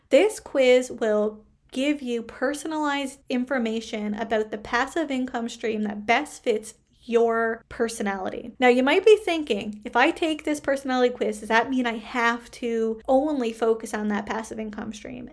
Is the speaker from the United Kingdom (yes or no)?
no; Canada; I am a Canadian social worker